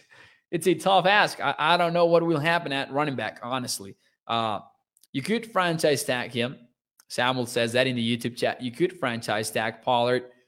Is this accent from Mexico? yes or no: yes; Mexico; I'm from Mexico. I am Mexican.